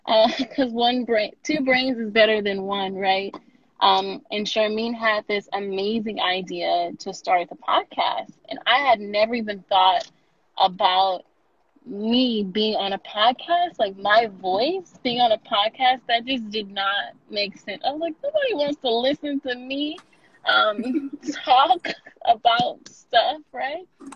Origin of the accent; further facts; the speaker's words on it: Houston, Texas, United States; moved away as an adult; now in Dallas, United States; Originally, I'm from Houston, HVO, whatever. So I moved to Dallas area to go to UNT for undergrad, and then I stayed in Dallas